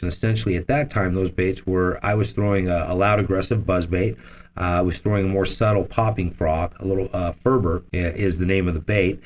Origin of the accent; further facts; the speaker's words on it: Las Vegas, Nevada, United States; since the time I was eight years old, um, I grew up in Las Vegas